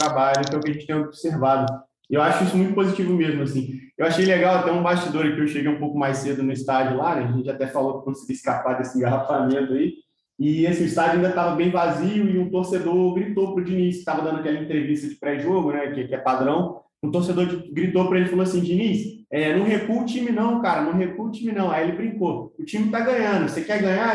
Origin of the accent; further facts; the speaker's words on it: Volta Redonda, Rio de Janeiro, Brazil; moved away; eu sou de Volta Redonda, minha família é Volta Redonda